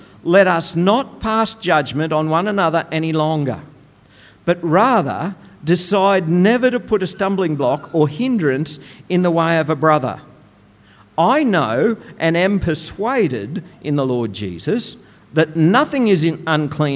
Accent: Goondiwindi, Queensland, Australia; As a teenager growing up in Gundawindi

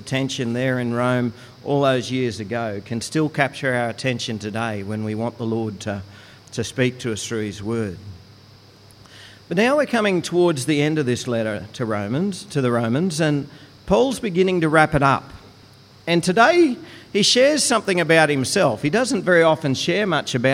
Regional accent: Goondiwindi, Queensland, Australia; When I was growing up, I grew up in Gundawindi

